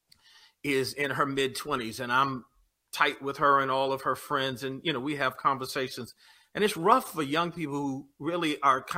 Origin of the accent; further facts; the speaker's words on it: Detroit, Michigan, United States; I was born in Detroit